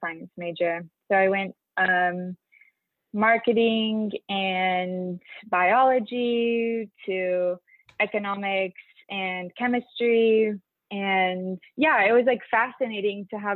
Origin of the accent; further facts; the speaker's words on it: Filer, Idaho, United States; I grew up in Filer, Idaho